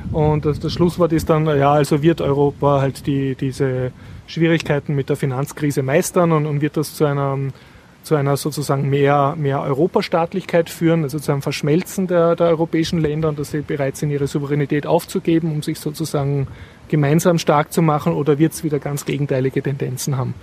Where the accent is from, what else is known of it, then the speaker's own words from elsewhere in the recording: Austria; als Österreicher